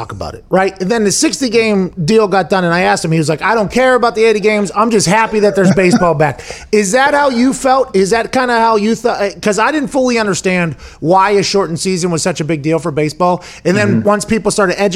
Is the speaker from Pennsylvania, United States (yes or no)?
yes; Pittsburgh, Pennsylvania, United States; I grew up in Pittsburgh